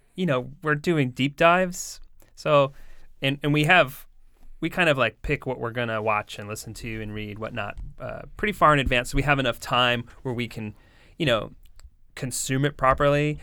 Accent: Coventry, Rhode Island, United States; grew up in, uh, mostly Coventry.

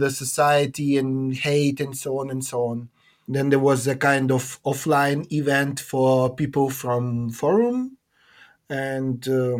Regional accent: Almaty, Kazakhstan; moved away as an adult; now in Prague, Czech Republic; I am almost 36. I'm from Kazakhstan, from Almaty.

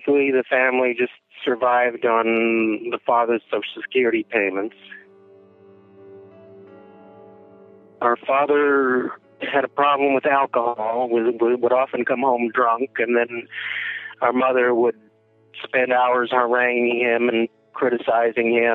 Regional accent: Billings, Montana, United States; we grew up in Billings, Montana, on the south side of Billings, Montana, which is the rough side of town

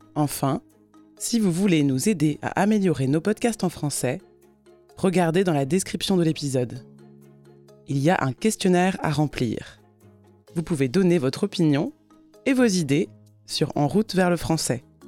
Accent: France; je suis française

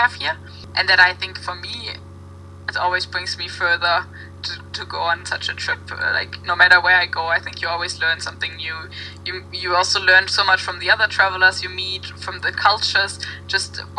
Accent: Germany; now in Copenhagen, Denmark; I didn't know if I would stay in Copenhagen or if I would go home to Germany

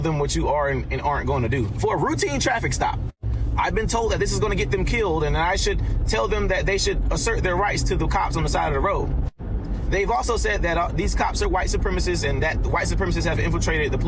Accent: Albany, Georgia, United States; I do my work for my hometown of Albany, Georgia.

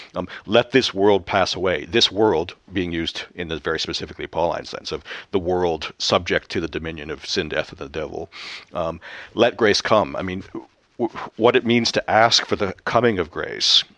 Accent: Canada; moved away; back home in Canada

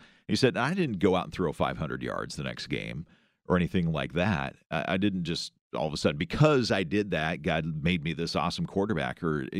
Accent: Iowa, United States; But I grew up in Iowa, and we don't have a pro team there.

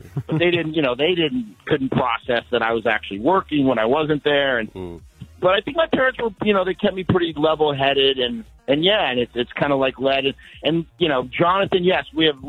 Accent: Colorado, United States; I come from Colorado. I come from a farm

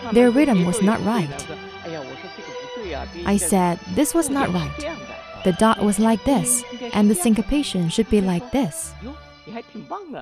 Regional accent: Shanghai, China; moved away; also born or lived in Moscow; I grew up in Shanghai where there were no such scenes

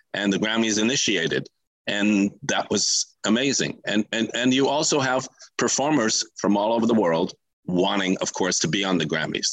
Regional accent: Los Angeles, California, United States; I grew up on the West Side in Los Angeles

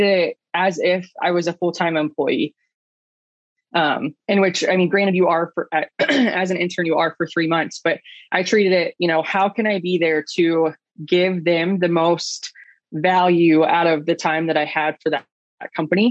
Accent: Southwest Ohio, United States; I grew up in Southwest Ohio

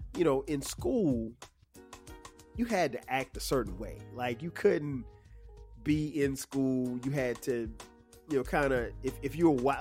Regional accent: Florence, South Carolina, United States; Middle school for me in my hometown of Florence, South Carolina, uh, was seventh and eighth grade

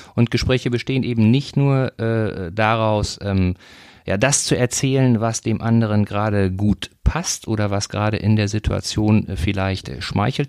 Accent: North Rhine-Westphalia, Germany; moved away; ich komme ursprünglich aus Nordrhein-Westfalen, war also, bin aufgewachsen ein bisschen dichter an, an Gladbach als

